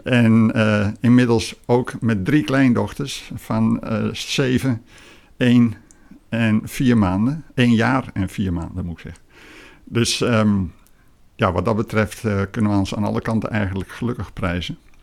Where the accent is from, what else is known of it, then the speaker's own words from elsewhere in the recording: Emmen, Drenthe, Netherlands; also born or lived in Groningen / Lelystad; now in Fijnaart, Netherlands; geboren in het Hoge Noorden, bij Emmen in Drenthe